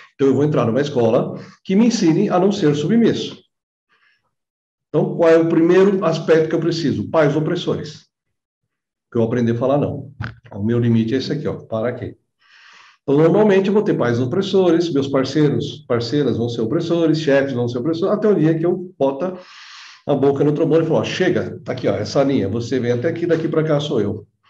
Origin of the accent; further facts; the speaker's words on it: São Bernardo do Campo, São Paulo, Brazil; Eu nasci em São Bernardo, São Bernardo era bem interiorano, quando eu né, passei a minha infância lá